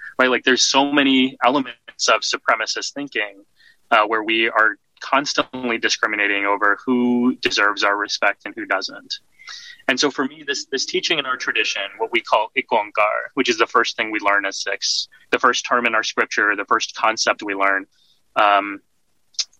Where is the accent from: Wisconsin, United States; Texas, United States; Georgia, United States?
Texas, United States; moved away as an adult; now in New York, United States; I was socialized here in the States, born and raised in Texas